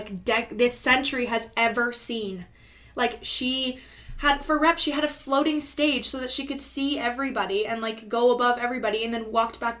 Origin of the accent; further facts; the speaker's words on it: Canada; we're from Canada